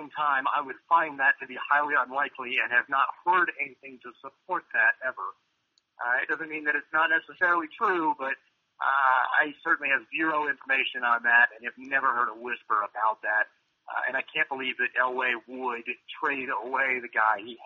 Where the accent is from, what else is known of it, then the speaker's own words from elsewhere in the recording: the South, United States; accent: twang; now in Denver, United States; You can probably tell my voice got a little twang. I grew up in the South